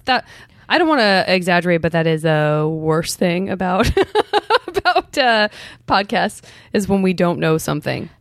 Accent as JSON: {"language": "English", "region": "Arizona", "country": "United States", "said": "I'm from Arizona"}